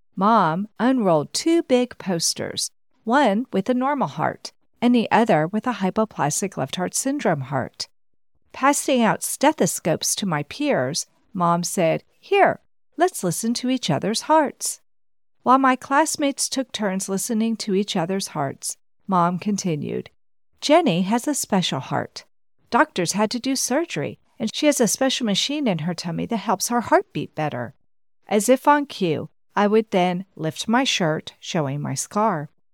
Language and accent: English; United States; accent: American; my American accent